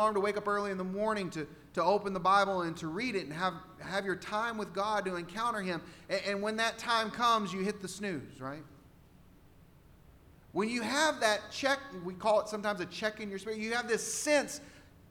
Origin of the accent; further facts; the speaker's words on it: Texas, United States; I'm from Texas